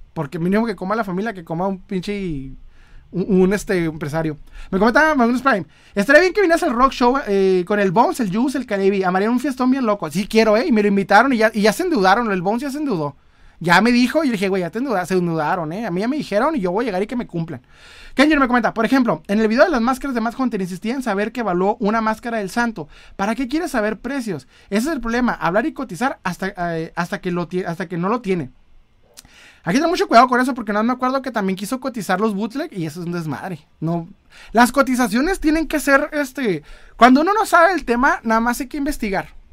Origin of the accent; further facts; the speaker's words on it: northern Mexico, Mexico; accent: norteño; soy, soy norteño. Así hablo, ¿eh? Hablo bien fuerte